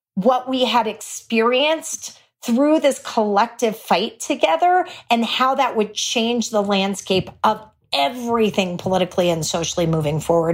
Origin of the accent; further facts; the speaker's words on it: Texas, United States; I'm a Texan